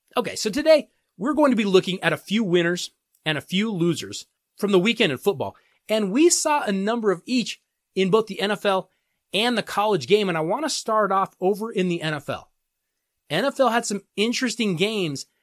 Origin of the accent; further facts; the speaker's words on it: Colorado, United States; here in my home state in Colorado